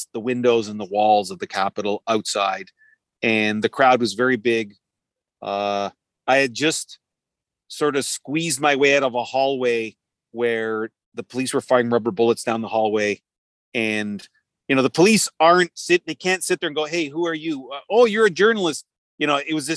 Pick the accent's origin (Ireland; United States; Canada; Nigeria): Canada; Toronto, Ontario; I'm Canadian. I'm from Toronto